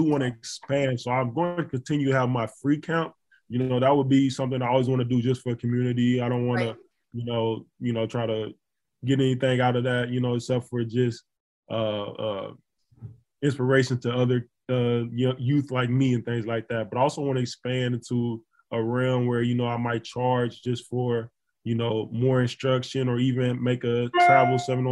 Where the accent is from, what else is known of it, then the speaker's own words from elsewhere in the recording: Florence, Alabama, United States; moved away as an adult; I figured out a way to host a free camp in my hometown, named the Q6 Sports